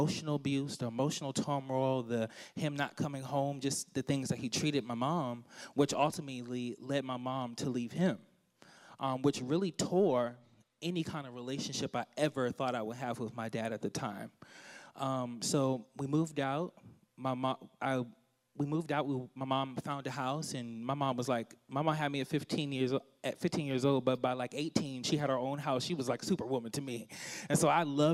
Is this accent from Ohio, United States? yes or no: no; Washington, District of Columbia, United States; I'm from Washington, D.C., the nation's capital. I love my hometown.